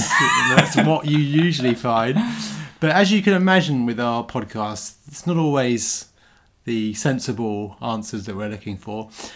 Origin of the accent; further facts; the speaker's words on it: Southend-on-Sea, East of England, United Kingdom; moved away; also born or lived in London; I was born in Southend.